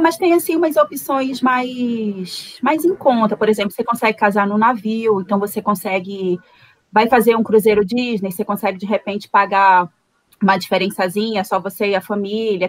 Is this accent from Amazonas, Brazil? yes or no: yes; Manaus, Amazonas, Brazil; Manaus, no estado do Amazonas, a capital do estado do Amazonas, e eu estou aqui representando lindamente a região norte.